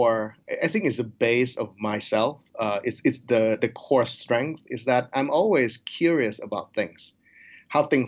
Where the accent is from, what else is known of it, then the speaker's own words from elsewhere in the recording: Thailand; also born or lived in United States; now in Nebraska, United States; I grew up in Thailand, so I do speak Thai and English